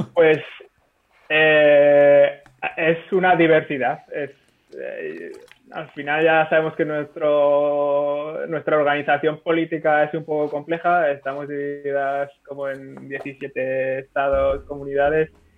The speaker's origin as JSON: {"language": "Spanish", "town": "Zaragoza", "region": "Aragon", "country": "Spain", "said": "soy de Zaragoza"}